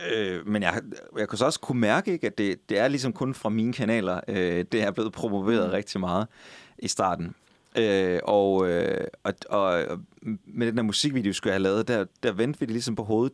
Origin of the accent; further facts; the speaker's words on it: Skive, Central Denmark Region, Denmark; moved away; i Skive, min ovenikøbet min gamle hjemby